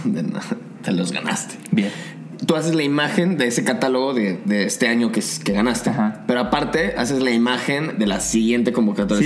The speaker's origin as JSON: {"language": "Spanish", "town": "Zapopan", "region": "Jalisco", "country": "Mexico", "said": "yo soy de Zapopan"}